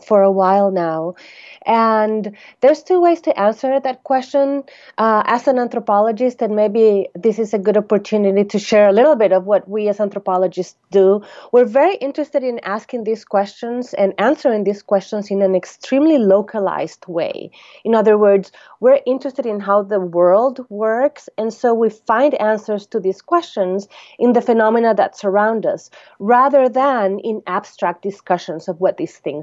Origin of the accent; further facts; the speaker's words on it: Costa Rica; moved away; I'm originally from Costa Rica